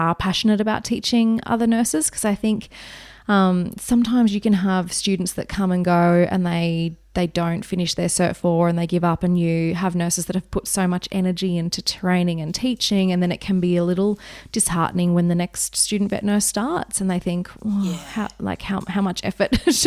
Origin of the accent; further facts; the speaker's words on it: Wagga Wagga, New South Wales, Australia; moved away; I grew up in Wagga Wagga